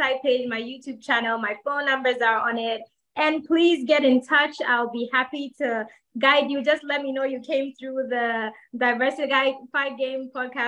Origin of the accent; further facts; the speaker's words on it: Ghana; I was born and raised in Ghana. I know Ghana